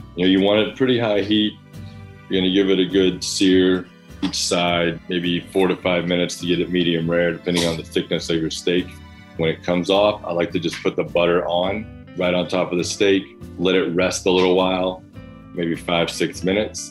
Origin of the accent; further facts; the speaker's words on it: the South, United States; now in Brooklyn, United States; I grew up in the South learned to love the grill